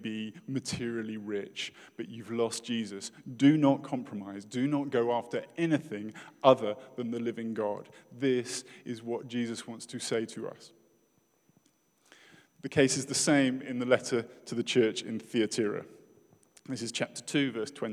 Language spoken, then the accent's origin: English; United Kingdom; as a British person